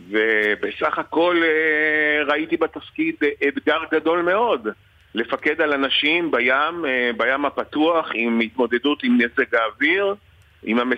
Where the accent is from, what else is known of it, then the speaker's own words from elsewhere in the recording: Israel; אני כותב את השם שלי בעברית, אני לא כותב בלועזית, אני ישראלי, יהודי בארץ ישראל.